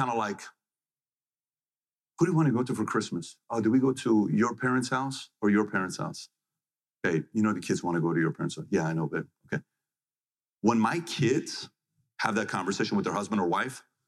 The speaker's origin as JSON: {"language": "English", "country": "Iran", "tie": "born or raised there", "said": "When I was born in Iran"}